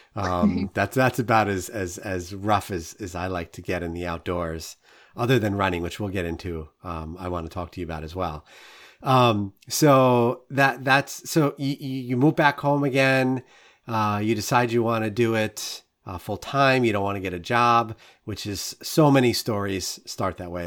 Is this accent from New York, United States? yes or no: yes; New York City, New York, United States; I'm a born and bred New Yorker. Like, I grew up in Queens